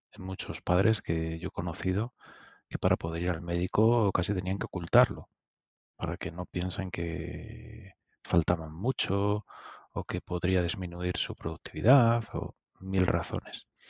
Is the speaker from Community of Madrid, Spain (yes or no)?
yes; Madrid, Community of Madrid, Spain; also born or lived in Soria; Mi familia es de Soria, ¿eh? yo soy de Usera y de Soria